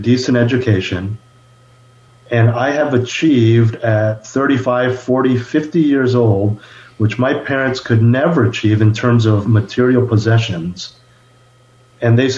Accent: Bay Area, California, United States; moved away as an adult; also born or lived in Los Angeles; I was born and raised in the Bay Area, born to two immigrant parents.

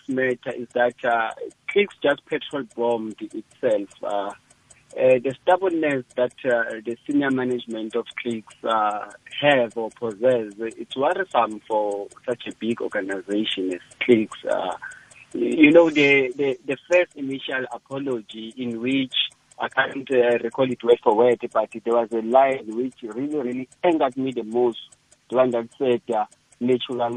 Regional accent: South Africa; South African

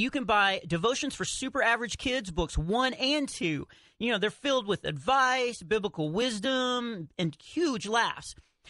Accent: Texas, United States; I'm from Texas, so I've been skiing a lot of times in Colorado, you know, because that's what Texans do.

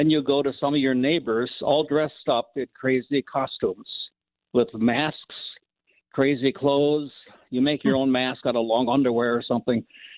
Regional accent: Minnesota, United States; Okay. I grew up in Minnesota.

